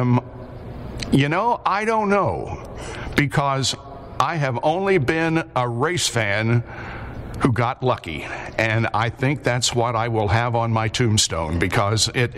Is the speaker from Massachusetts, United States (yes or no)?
no; Liberty, Indiana, United States; my hometown of Liberty, Indiana, which is a town of 1800 in East Central Indiana